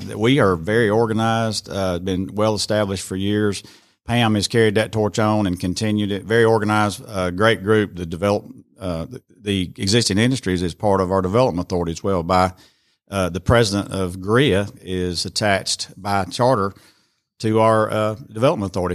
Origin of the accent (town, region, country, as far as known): Rome, Georgia, United States; born or raised there; also born or lived in Cherokee, Alabama